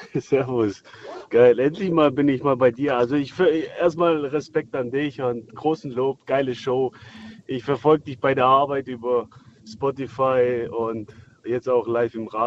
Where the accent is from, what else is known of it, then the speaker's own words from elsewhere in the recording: Kosovo; moved away; ich komme aus dem, äh, aus dem Kriegsgebiet damals, 1999. Und äh, wir wurden aus dem Dorf vertrieben damals von den äh, Serben.